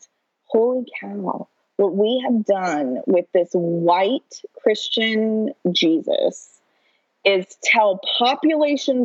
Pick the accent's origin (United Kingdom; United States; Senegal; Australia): United States; Oklahoma; I grew up in Oklahoma, attended Oklahoma public schools my whole life